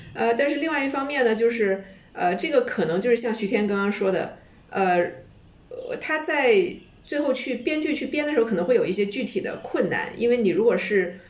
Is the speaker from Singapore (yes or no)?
no; China; 我们中国人